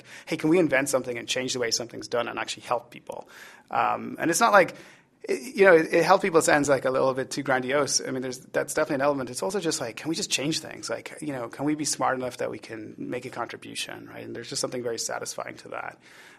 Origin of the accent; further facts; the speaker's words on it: Ireland; accent: Irish; The Irish card. You know, the problem I have is that my accent is getting corrupted. People used to say it was mid-Atlantic, which I think was an apologetic phrase for saying that it's sort of been diluted. Now they're like, are you Irish?